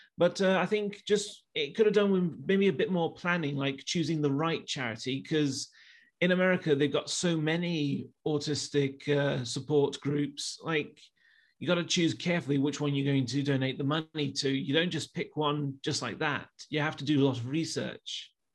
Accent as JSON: {"language": "English", "town": "Leicester", "region": "East Midlands", "country": "United Kingdom", "said": "I'm from Leicester"}